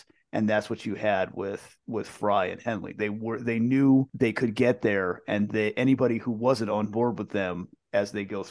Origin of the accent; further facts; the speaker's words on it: East Coast, United States; Even for me growing up on the East Coast, it was still like, yeah, California is the Wild West.